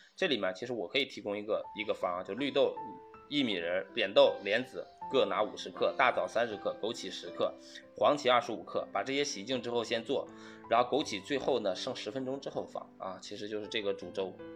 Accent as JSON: {"language": "Chinese", "region": "Northeast China", "country": "China", "tie": "born or raised there", "said": "我老家是东北，我们那边会吃冻梨、冻柿子啊"}